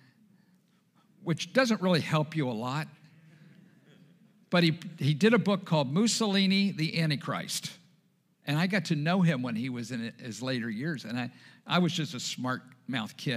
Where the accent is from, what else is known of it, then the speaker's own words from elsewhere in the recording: Dundalk, Maryland, United States; also born or lived in Essex, Maryland / Highlandtown, Baltimore; growing up in Essex and Dundalk and Highland Town